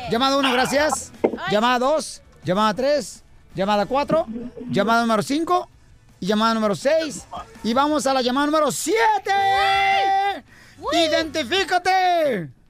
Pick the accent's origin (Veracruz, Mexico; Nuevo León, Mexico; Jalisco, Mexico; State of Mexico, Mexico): State of Mexico, Mexico; Zacazonapan; En el Estado de México nací. Soy, Soy